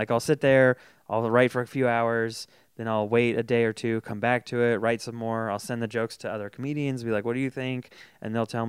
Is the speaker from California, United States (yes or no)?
yes; Folsom, California, United States; I grew up in Folsom.